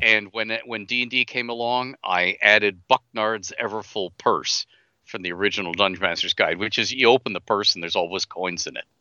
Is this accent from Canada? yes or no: yes; Canada; I'm Canadian.